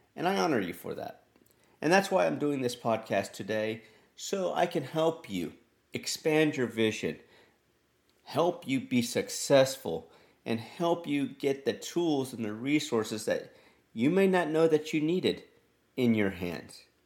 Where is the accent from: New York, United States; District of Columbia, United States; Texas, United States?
Texas, United States; I'm from Texas and I would be a proud Tejano